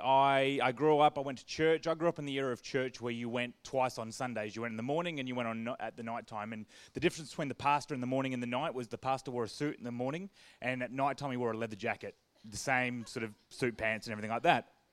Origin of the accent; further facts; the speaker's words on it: Perth, Western Australia, Australia; I grew up in Perth with lots of cousins and friends